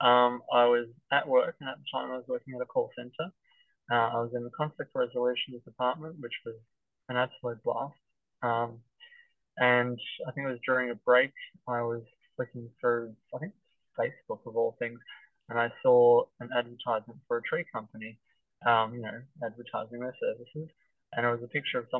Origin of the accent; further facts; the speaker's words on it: Hoppers Crossing, Victoria, Australia; I grew up in Hoppers Crossing out in the west where there are very few trees.